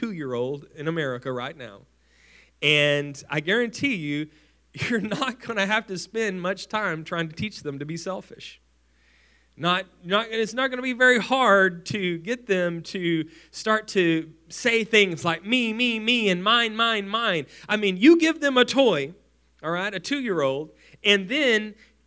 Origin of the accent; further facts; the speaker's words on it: West Texas, United States; a poor family growing up in West Texas